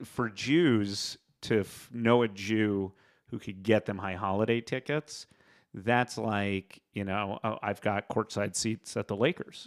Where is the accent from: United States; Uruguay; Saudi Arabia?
United States; New York City, New York; growing up in New York City